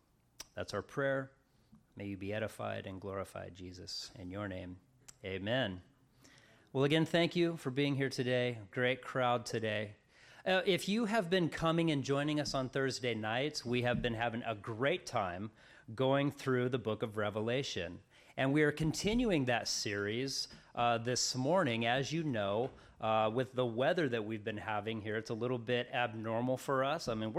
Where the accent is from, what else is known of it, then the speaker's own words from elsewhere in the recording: Colorado, United States; now in Crescent City, United States; I'm from Colorado. Many of you know that. And so when my parents and I moved out here to California, to Crescent City, in 1989